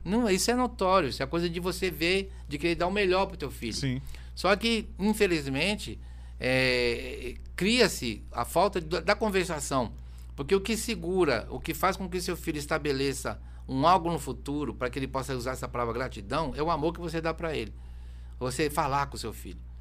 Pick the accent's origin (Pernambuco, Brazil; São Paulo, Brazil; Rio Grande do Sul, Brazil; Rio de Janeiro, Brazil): São Paulo, Brazil; moved away; quando eu morava na Zona Norte de SBT